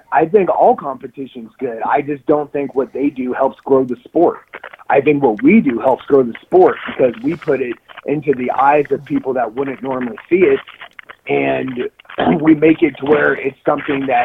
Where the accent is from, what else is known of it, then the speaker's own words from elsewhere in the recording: Texas, United States; I'm fucking American from Texas